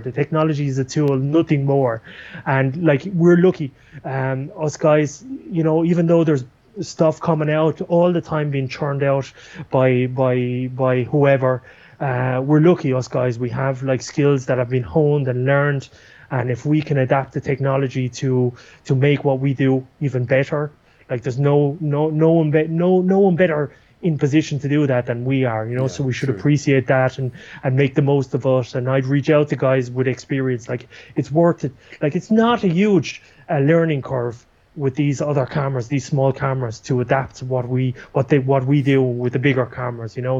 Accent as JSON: {"language": "English", "country": "Ireland", "moved": "yes", "lives_now": "Buenos Aires, Argentina", "said": "I'm from Ireland"}